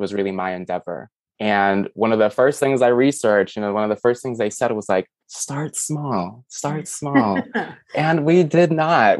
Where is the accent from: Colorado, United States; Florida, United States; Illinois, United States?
Illinois, United States; Chicago; moved away as an adult; also born or lived in New York City, United States; now in Tennessee, United States; I was born and raised in a major city, Chicago, and I moved to New York to pursue a career in photography